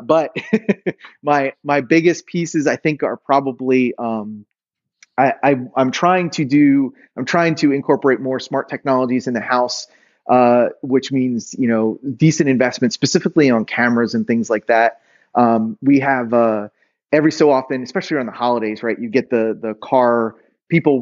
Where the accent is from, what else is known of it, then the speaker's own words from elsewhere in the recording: outside Philadelphia, Pennsylvania, United States; moved away; I grew up outside Philly